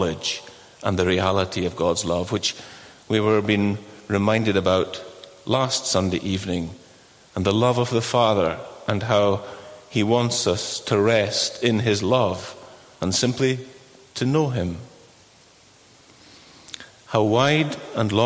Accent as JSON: {"language": "English", "town": "Inchture", "region": "Scotland", "country": "United Kingdom", "said": "I'm from Inchtewer"}